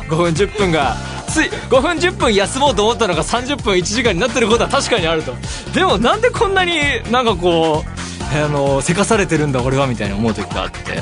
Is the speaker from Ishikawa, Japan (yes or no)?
no; Saitama, Japan; now in Tokyo, Japan; 僕は埼玉県出身ですし、まあ、東京に住んでもう何年にもなる